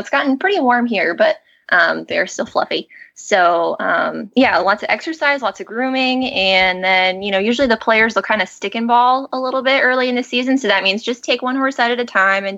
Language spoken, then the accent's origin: English; Colorado, United States; born or raised there; moved away as an adult; also born or lived in Arizona; now in New Jersey, United States